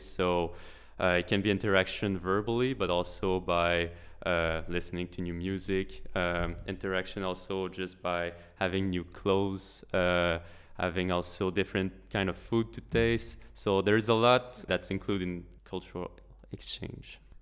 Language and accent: English; Quebec, Canada; I'm from Quebec, which is the French part of Canada